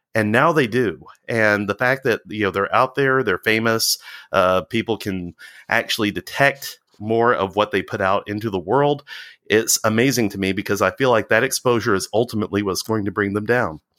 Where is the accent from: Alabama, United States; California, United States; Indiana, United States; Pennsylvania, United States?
Alabama, United States; Walker County; also born or lived in England; I grew up in the Walker County area